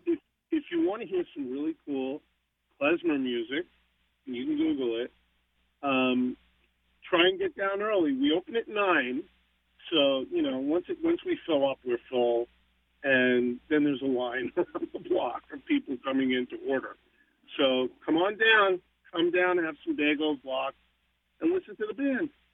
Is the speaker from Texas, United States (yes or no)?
no; New York, United States; When I was a kid growing up in New York, I always wanted to be with my Catholic friends